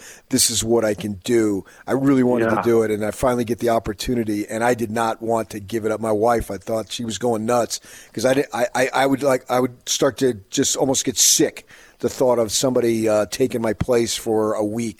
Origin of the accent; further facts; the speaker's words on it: Phoenix, Arizona, United States; I grew up in Phoenix.